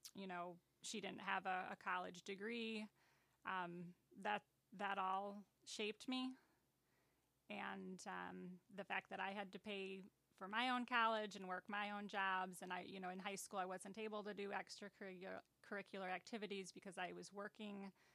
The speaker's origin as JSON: {"language": "English", "town": "Aurora", "region": "Illinois", "country": "United States", "tie": "born or raised there", "also_born_or_lived": "Boulder Hill", "said": "I am from Aurora."}